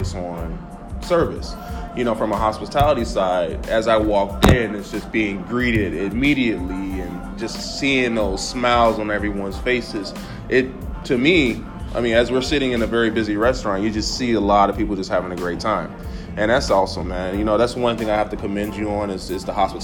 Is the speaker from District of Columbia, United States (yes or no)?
no; Gary, Indiana, United States; growing up in Gary, Indiana